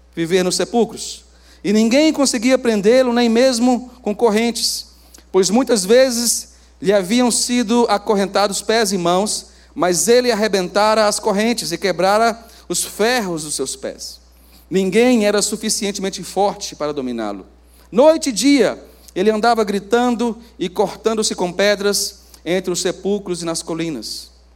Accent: Brazil; also born or lived in Montes Claros / Belo Horizonte / South Africa / Senegal; como a gente fala no Brasil

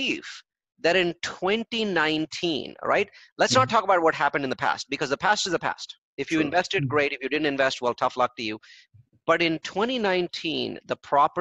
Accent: India; I'm an Indian

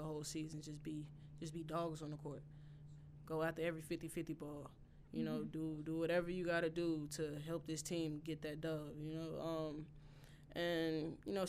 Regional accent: Mississippi, United States; I'm from Mississippi. Mm-hmm. I'm from a small town.

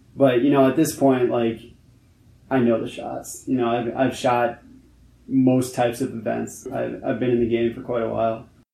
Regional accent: New York City, New York, United States; I'm actually born and raised in New York, New York City, Manhattan

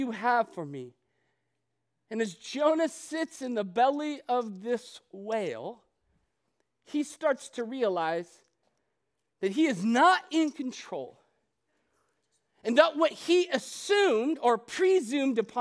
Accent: Ohio, United States; moved away as an adult; also born or lived in Chicago, Illinois / Arizona; I grew up in Ohio.

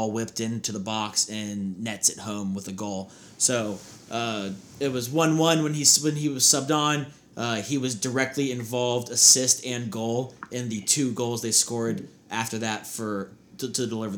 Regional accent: United States; us being American, big American fans

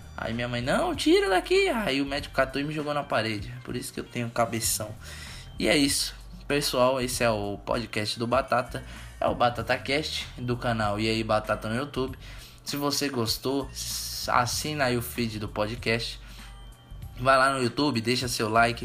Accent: Suzano, São Paulo, Brazil; Eu sou de Suzano, Suzano São Paulo.

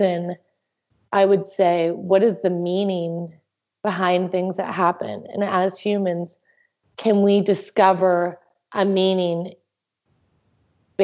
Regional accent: Canada; I'm from Canada

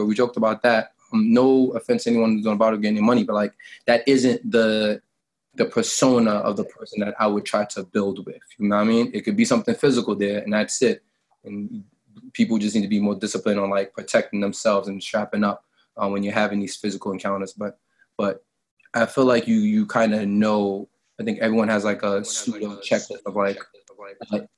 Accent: New York City, New York, United States; I'm from the hood. Yeah, I'm from Southside Jamaica, Queens

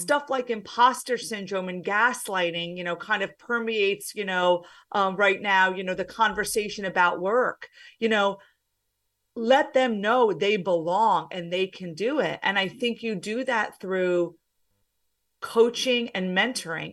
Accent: New Jersey, United States; also born or lived in Pennsylvania; I am from the States. I'm from New Jersey

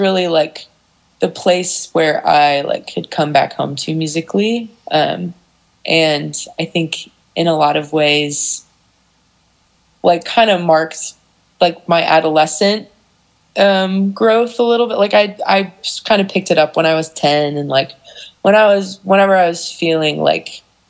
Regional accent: Geneva, Illinois, United States; I grew up in Geneva

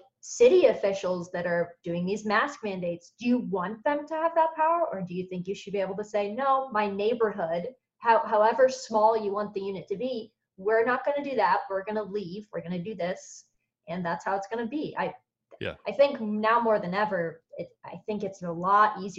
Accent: United States; I'm an American

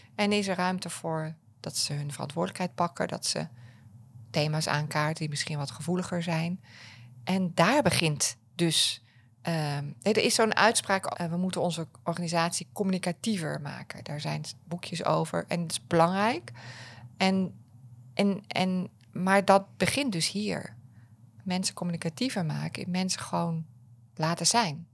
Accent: Apeldoorn, Gelderland, Netherlands; ik kom uit Apeldoorn.

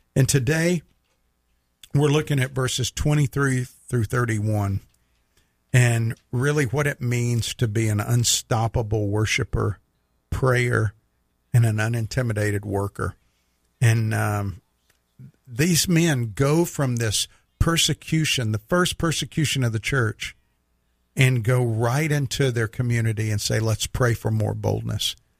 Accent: United States; as an American

